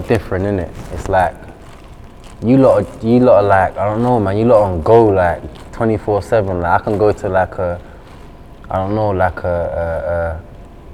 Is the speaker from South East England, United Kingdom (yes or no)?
no; London, United Kingdom; I'm from South, innit? So I'm from Catford. I'm from Southeast, innit?